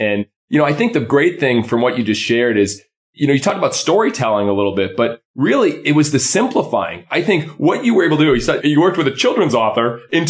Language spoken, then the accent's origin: English; Massachusetts, United States; I'm from Massachusetts originally.